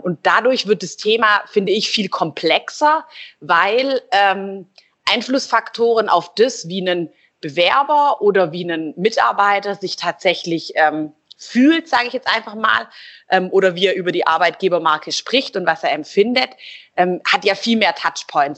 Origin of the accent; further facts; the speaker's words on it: Stuttgart, Baden-Württemberg, Germany; Ich bin ähm, ursprünglich ähm, Stuttgarterin und bin auch hier wieder